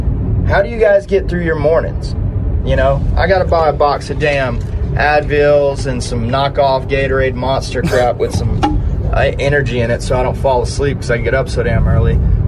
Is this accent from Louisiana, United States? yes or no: no; Georgia, United States; I am from Georgia.